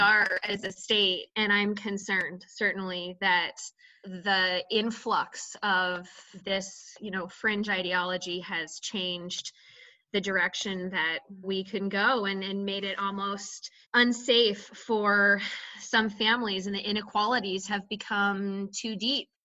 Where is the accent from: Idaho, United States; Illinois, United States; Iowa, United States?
Idaho, United States; I was born and raised in Idaho. I grew up my, you know, most of my life in Idaho County, which is very rural, in a town of six hundred people